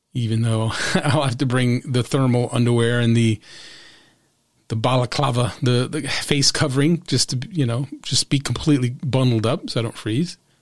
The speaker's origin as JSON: {"language": "English", "region": "New Jersey", "country": "United States", "said": "in my home state"}